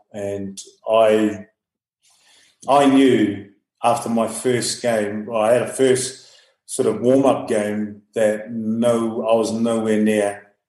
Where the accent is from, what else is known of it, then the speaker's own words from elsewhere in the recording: Auckland, New Zealand; moved away as an adult; also born or lived in Samoa / United Kingdom; now in Dubai, United Arab Emirates; where I grew up in Auckland, there was a lot of hills everywhere.